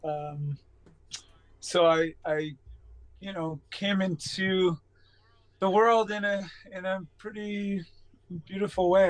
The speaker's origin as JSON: {"language": "English", "town": "East Quogue", "region": "New York", "country": "United States", "tie": "born or raised there", "said": "I was born at home in East Quogue uh, in a small farmhouse"}